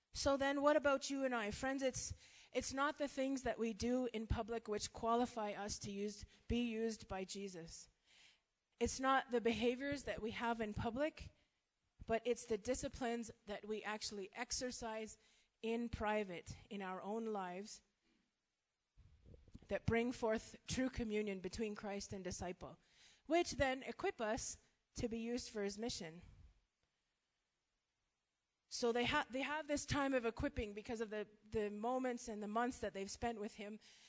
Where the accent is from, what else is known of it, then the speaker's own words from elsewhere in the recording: Canada; moved away as an adult; now in Malawi; so I'm Canadian. We've been in Malawi for 4 years